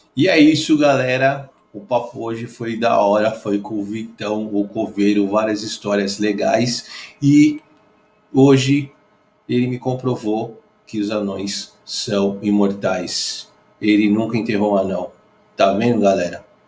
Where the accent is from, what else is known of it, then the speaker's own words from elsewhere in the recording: São Paulo, Brazil; Eu, eu que sou daqui, sou paulistano